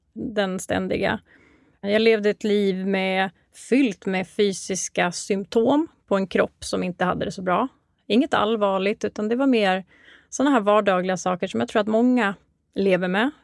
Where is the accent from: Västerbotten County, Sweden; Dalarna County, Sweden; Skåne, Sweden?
Dalarna County, Sweden; Mora; moved away as an adult; also born or lived in Uppsala; now in Stockholm, Sweden; Jag kommer ursprungligen ifrån Mora i Dalarna